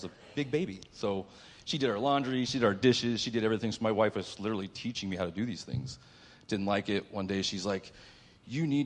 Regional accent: Mount Vernon, Illinois, United States; moved away as an adult; now in San Diego, United States; I was born in Southern Illinois, a place called Mount Vernon

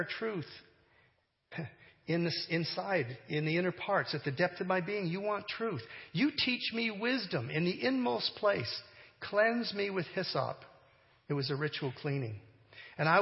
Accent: Canada; I'm a Canadian

